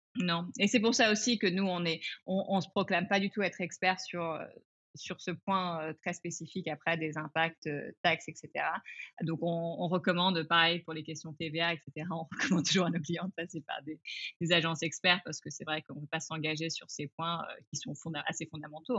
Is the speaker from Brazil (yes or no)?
no; France; also born or lived in England / Asia / China / Singapore; je suis anglaise, ayant grandi en France, ayant vécu en, en Asie